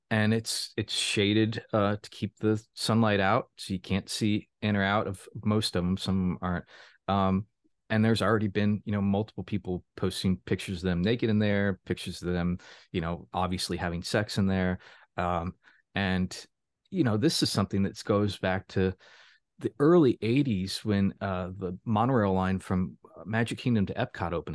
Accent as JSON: {"language": "English", "region": "Florida", "country": "United States", "tie": "born or raised there", "moved": "as an adult", "lives_now": "Baltimore, United States", "said": "I was born and raised in Florida, was there for, uh, the first eighteen years of my life, and then got the hell outta there"}